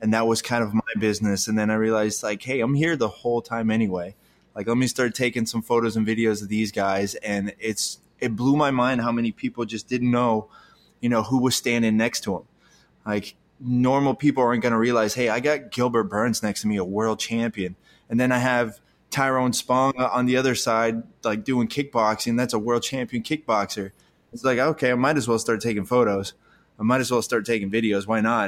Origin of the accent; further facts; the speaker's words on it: Italy; I was born in Italy